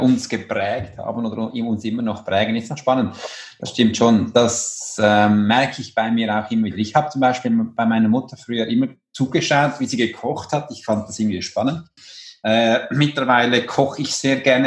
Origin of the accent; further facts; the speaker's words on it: Switzerland; bei uns in der Schweiz